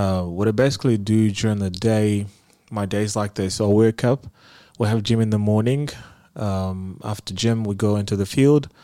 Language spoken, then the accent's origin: English; Zimbabwe; moved away as an adult; now in Bucharest, Romania; I'm from Zimbabwe